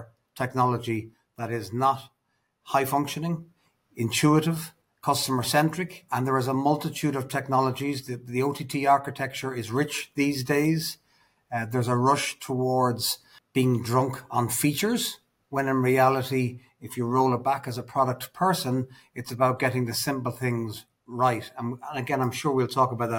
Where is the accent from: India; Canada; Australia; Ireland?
Ireland; also born or lived in United Kingdom; now in Dubai, United Arab Emirates; as an Irishman myself